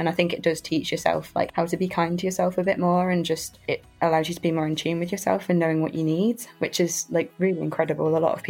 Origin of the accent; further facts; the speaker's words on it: London, United Kingdom; now in Manchester, United Kingdom; I live in Manchester, but I'm originally from London